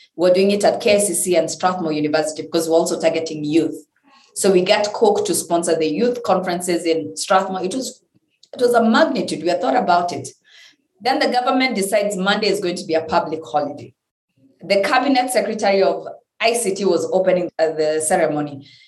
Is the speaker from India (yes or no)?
no; Kenya; I'm being the Kenyan I am